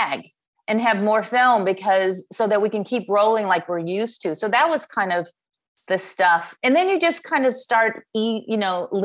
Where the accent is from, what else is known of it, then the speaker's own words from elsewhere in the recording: Chicago, Illinois, United States; I am from Chicago